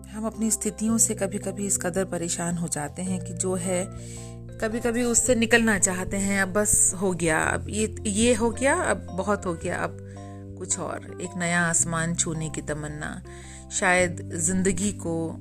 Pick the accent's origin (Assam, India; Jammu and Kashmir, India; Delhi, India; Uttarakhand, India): Uttarakhand, India; Dehradun; हमारे शहर देहरादून में